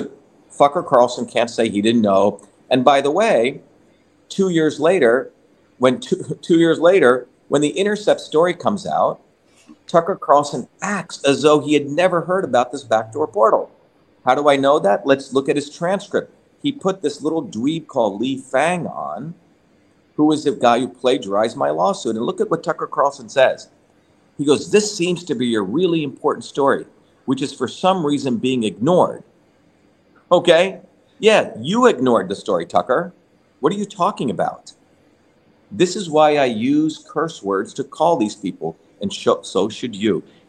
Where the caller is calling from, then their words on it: Italy; So, again, everyone, I'm speaking from Italy. It's close to 2 a.m. here, so I'm a little bit tired.